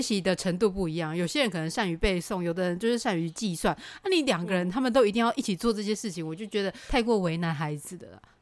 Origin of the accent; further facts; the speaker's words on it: Taiwan; moved away; 我们这种就是从乡下来的孩子